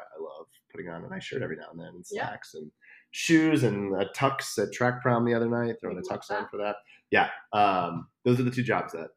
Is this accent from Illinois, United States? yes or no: yes; Chicago, Illinois, United States; moved away as an adult; I'm from Chicago